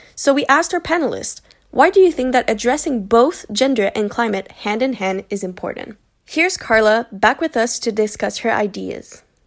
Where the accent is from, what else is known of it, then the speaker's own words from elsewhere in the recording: Montreal, Quebec, Canada; also born or lived in Leiden, Netherlands; I'm proudly born and raised in Montreal.